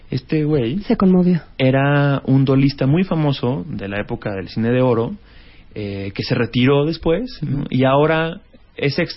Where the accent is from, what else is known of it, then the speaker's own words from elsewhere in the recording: Aguascalientes, Mexico; moved away; Yo soy de Aguascalientes.